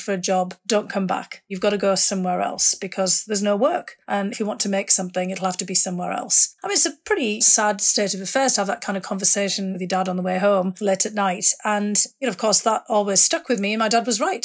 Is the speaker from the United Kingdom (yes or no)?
yes; North East England, United Kingdom; moved away; I grew up in the northeast of England